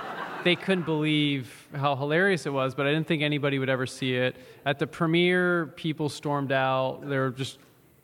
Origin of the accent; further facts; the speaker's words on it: San Francisco, California, United States; I grew up in San Francisco.